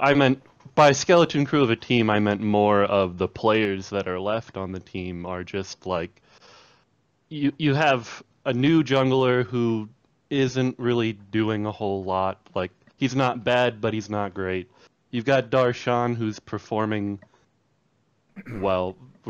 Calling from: Fort Dodge, Iowa, United States; Little town called Fort Dodge.

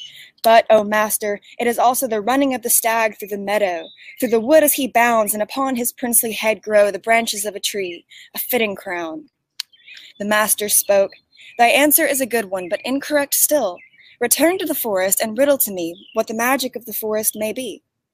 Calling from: East Tennessee, United States; I'm calling in from East Tennessee, United States.

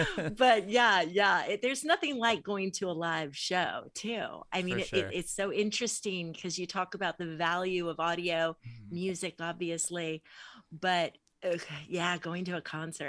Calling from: California, United States; I'm in Southern California, near LA a little bit.

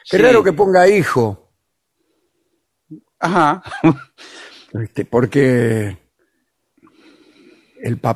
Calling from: Bahía Blanca, Buenos Aires Province, Argentina; Bueno, eh … de Bahía Blanca, un placer escucharlos como siempre.

